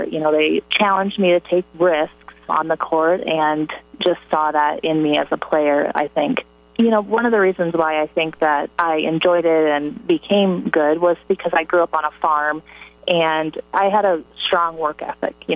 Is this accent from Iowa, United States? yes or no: yes; Hartley, Iowa, United States; born or raised there